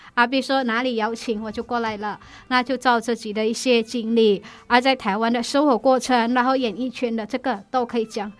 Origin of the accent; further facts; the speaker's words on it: Indonesia; Chinese is a second language; moved away as an adult; also born or lived in Malaysia; now in Taiwan; 我是印尼人